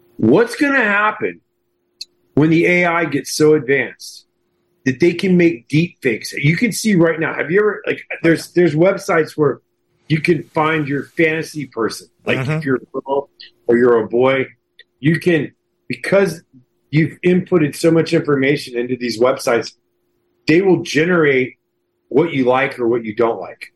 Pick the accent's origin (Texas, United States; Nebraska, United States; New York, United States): Texas, United States; Houston; moved away; also born or lived in Hollywood; when I grew up in Houston.